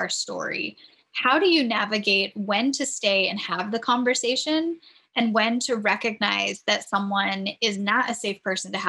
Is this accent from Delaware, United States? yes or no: no; San Diego, California, United States; now in New England, United States; growing up in San Diego